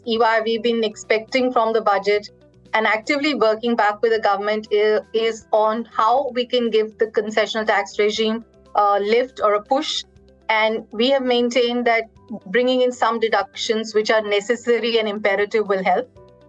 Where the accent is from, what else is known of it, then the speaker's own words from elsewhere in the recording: India; I think as an Indian, very proud with how the budget has been handled. And as a student of the Indian economy